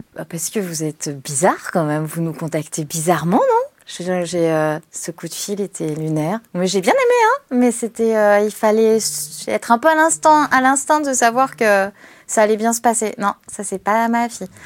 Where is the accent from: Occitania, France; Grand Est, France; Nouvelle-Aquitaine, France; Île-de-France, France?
Île-de-France, France; Paris; je suis une parisienne